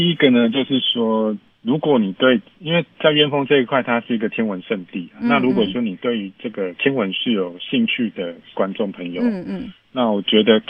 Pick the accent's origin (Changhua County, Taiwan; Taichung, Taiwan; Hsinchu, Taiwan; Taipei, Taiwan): Hsinchu, Taiwan; 我不是，我是新竹人。